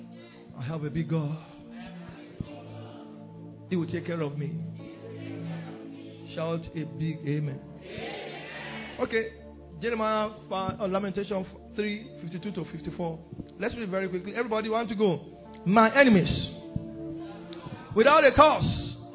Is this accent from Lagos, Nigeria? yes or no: no; Ondo, Nigeria; now in Belgium; I am from Ondo State